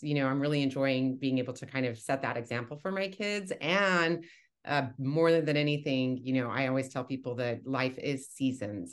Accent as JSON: {"language": "English", "region": "Texas", "country": "United States", "moved": "as an adult", "lives_now": "Boston, United States", "said": "I was 40 or 41 at the time when I moved here, and I'm from Texas originally"}